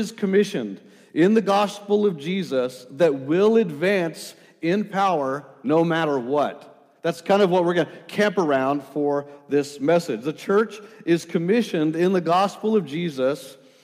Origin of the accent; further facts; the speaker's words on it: El Paso, Texas, United States; I grew up in El Paso